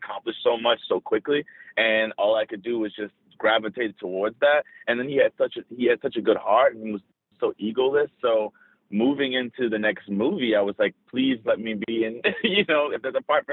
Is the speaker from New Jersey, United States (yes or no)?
no; New Orleans, Louisiana, United States; I was from New Orleans